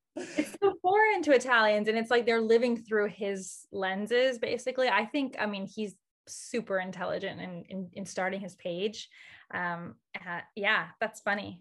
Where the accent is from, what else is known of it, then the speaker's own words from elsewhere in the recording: Houston, Texas, United States; moved away as an adult; also born or lived in Rome, Italy; growing up in Houston